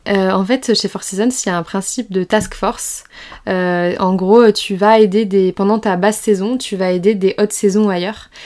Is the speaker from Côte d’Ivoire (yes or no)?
no; around Bordeaux, Nouvelle-Aquitaine, France; moved away as an adult; also born or lived in La Rochelle; now in Nice, France; je suis originaire du sud-ouest de la France, fièrement originaire de Bordeaux, enfin des alentours de Bordeaux